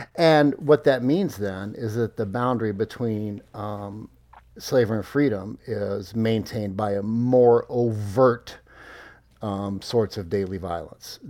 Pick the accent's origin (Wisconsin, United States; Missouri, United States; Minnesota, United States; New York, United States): Missouri, United States; growing up in Missouri